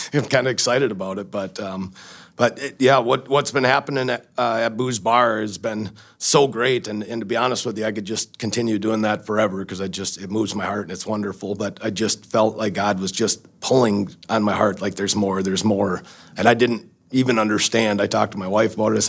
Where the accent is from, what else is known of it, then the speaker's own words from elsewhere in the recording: Baldwin, Wisconsin, United States; I grew up in Wisconsin, in Baldwin, Baldwin Woodville uh, School District is where I went to school